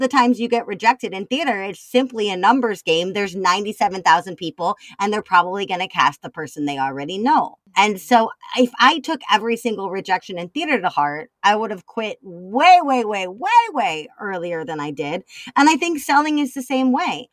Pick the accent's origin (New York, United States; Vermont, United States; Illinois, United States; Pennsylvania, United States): Illinois, United States; Chicago; I'm a Chicagoan.